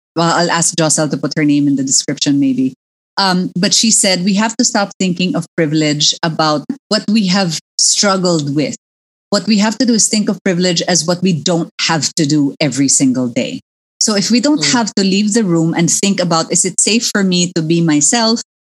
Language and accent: English; Philippines; also born or lived in United States; when I grew up in the Philippines in the 70s mm. and 80s